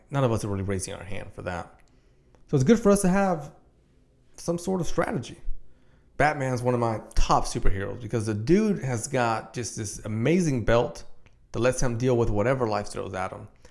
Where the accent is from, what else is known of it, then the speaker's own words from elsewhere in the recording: Dominican Republic; I'm from Dominican Republic